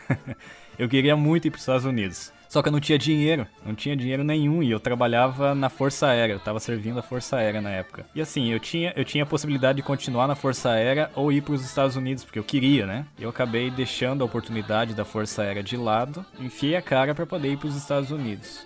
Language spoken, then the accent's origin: Portuguese; Brazil; also born or lived in Ukraine; como a gente é brasileiro